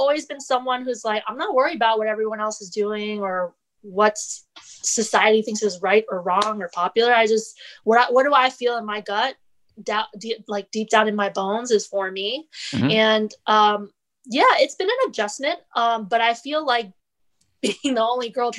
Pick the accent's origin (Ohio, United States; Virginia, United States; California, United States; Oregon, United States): Virginia, United States; Fairfax; I'm from a suburban area. I'm from Fairfax.